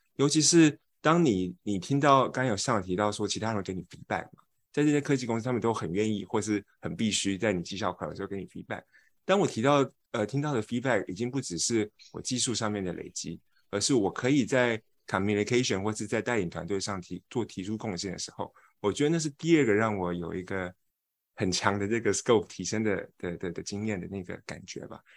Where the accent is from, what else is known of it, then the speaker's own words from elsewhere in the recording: Taiwan; moved away as an adult; also born or lived in United Kingdom; now in United States; 我是一个台湾人，我不是这个文化圈的